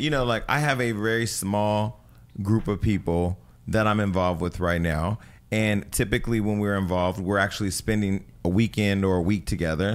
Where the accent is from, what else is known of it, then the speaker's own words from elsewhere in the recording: the Bay Area, California, United States; now in Los Angeles, United States; I'm from the Bay